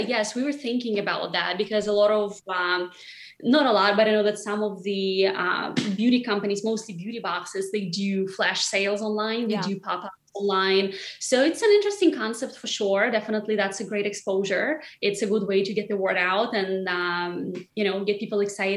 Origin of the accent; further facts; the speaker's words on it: Siberia, Russia; moved away as an adult; now in New York, United States; in my hometown, which is in Siberia, the temperatures go completely crazy